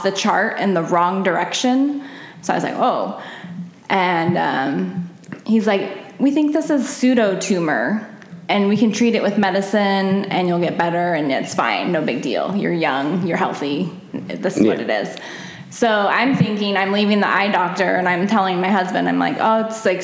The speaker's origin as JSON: {"language": "English", "town": "Scottsdale", "region": "Arizona", "country": "United States", "tie": "born or raised there", "also_born_or_lived": "Omaha, Nebraska", "said": "my parents moved to Scottsdale when I was 3 years old. So I grew up in Scottsdale"}